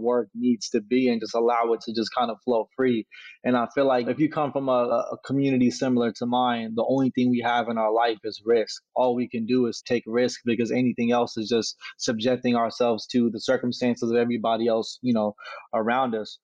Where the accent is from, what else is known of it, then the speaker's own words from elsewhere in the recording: Sacramento, California, United States; grew up in South Sacramento, California, you know, right off Florin in 29th